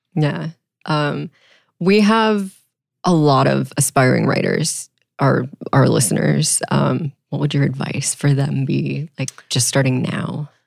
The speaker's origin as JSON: {"language": "English", "region": "Texas", "country": "United States", "tie": "born or raised there", "said": "I grew up in Texas"}